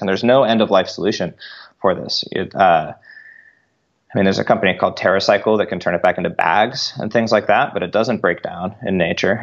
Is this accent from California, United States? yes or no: yes; Northern California, United States; We grew up in Northern California